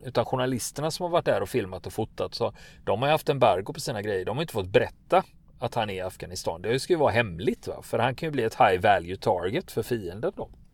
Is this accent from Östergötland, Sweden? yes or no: no; Gothenburg, Västra Götaland, Sweden; jag som göteborgare